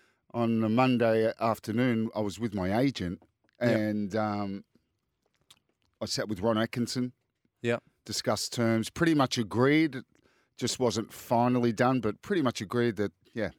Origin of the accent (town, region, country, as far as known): Australia; born or raised there; moved away as an adult; also born or lived in Lens, France / England